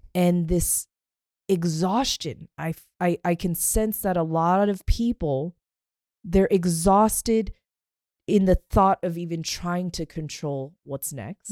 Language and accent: English; Pacific Northwest, United States; I grew up in the Pacific Northwest with the trees